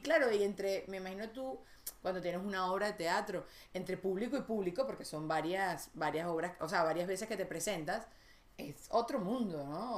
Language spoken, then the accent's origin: Spanish; Caracas, Capital District, Venezuela; moved away; yo crecí en Venezuela